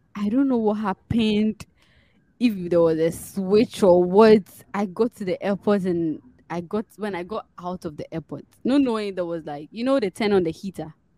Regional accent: Ghana; moved away; I'm from Ghana.

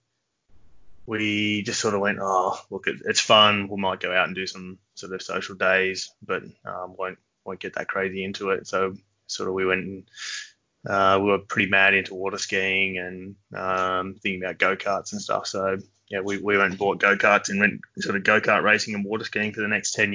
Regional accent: Sydney, New South Wales, Australia; I've always been a hills boy pretty much my whole life

